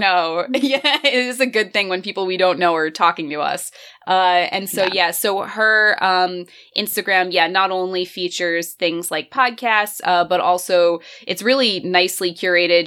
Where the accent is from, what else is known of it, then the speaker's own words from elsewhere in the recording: near North Jersey, New Jersey, United States; I actually grew up like right near North Jersey too